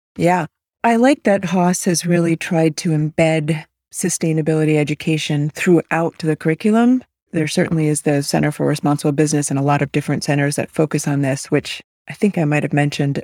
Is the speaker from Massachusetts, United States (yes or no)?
yes; outside of Boston, Massachusetts, United States; also born or lived in Malaysia; I was raised on the East Coast outside of Boston